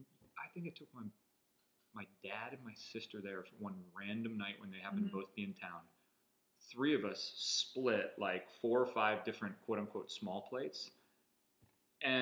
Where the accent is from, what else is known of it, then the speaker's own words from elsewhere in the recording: Northeast, United States; moved away as an adult; also born or lived in Lancaster, Pennsylvania; now in Charleston, United States; growing up in the Northeast